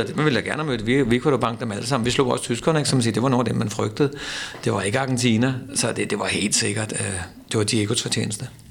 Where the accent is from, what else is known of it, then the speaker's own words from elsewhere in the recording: Denmark; vi danskere